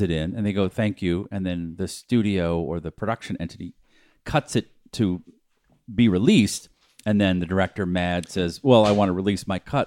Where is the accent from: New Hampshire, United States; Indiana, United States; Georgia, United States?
New Hampshire, United States; When I grew up in New Hampshire